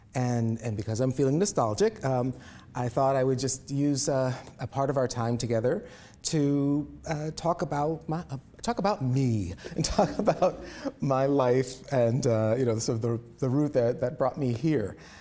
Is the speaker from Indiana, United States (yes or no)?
yes; Indianapolis, Indiana, United States; Indianapolis, my hometown